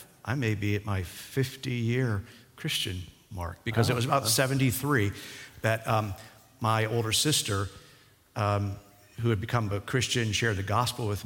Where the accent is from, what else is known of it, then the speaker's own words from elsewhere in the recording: Pittsburgh, Pennsylvania, United States; moved away; also born or lived in Washington, D.C.; I grew up in the Pittsburgh area